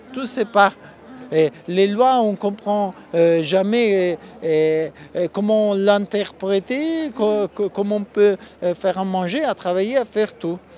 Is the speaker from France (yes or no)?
no; Italy; French is a second language; je viens de l'Italie